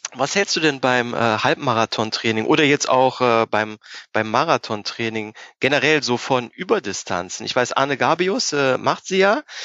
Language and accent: German; near Mönchengladbach, North Rhine-Westphalia, Germany; Ich äh, komme ja aus der Nähe von Mönchengladbach